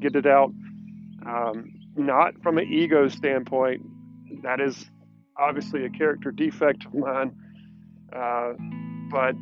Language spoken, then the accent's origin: English; Irmo, South Carolina, United States; also born or lived in Aiken, South Carolina / Mint Hill, North Carolina; I grew up in the Irmo, South Carolina area